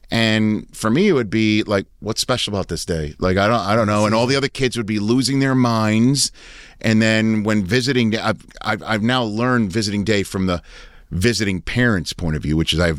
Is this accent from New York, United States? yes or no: no; Maryland, United States; That's you that's know, what like, we did growing up in Maryland.